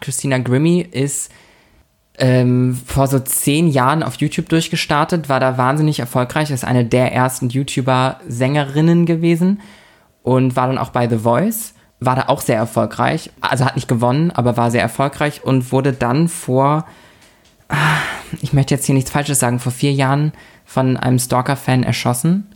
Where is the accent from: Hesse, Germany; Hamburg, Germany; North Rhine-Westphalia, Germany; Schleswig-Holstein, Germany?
Schleswig-Holstein, Germany; Lübeck; moved away; bei uns in der Heimatstadt, wir, wir kommen ja aus der Stadt der sieben Türme